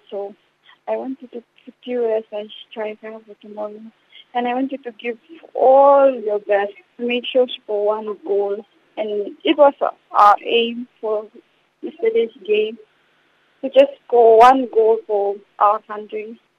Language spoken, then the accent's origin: English; Papua New Guinea; in front of my home country